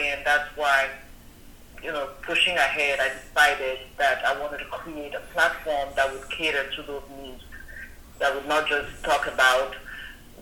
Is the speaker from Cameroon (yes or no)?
yes; Cameroon; moved away as an adult; also born or lived in English-speaking part of Cameroon; now in United States; I was born and raised in Cameroon